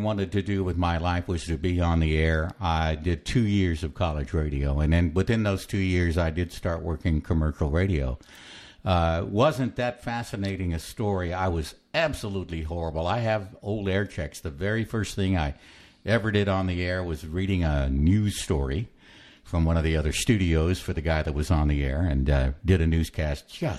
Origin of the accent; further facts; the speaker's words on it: San Antonio, Texas, United States; moved away as an adult; also born or lived in Corpus Christi, Texas / Victoria, Texas; I was so happy to be back in my hometown